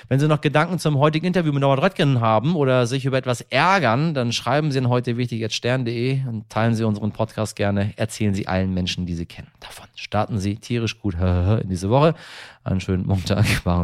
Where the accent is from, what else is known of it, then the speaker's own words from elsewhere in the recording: Iran; ist das nun mal eine Geschichte, die mir persönlich sehr nahe geht, weil es nun mal mein Heimatland ist. Äh, und äh, deswegen äh, auch der Dank der, der Iraner an Sie persönlich